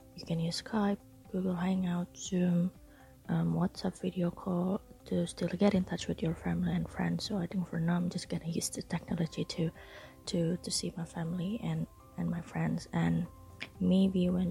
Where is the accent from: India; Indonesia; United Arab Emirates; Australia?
Indonesia; East Borneo, East Kalimantan; moved away as an adult; now in Jakarta, Indonesia; I'm not originally from Jakarta. All my families are in East Borneo, so I've been away from home for the past 8 years